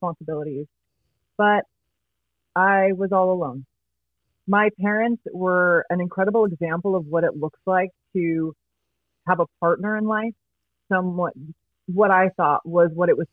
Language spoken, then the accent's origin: English; Riverside, California, United States; So I grew up in Riverside, California, born and raised. I still live in Riverside.